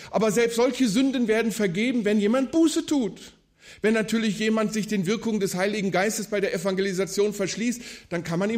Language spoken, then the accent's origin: German; Wuppertal, North Rhine-Westphalia, Germany; 900-Seelendorf und in einem solchen Dorf ticken die Uhren natürlich anders als in der Großstadt Wuppertal, wo ich aufgewachsen bin.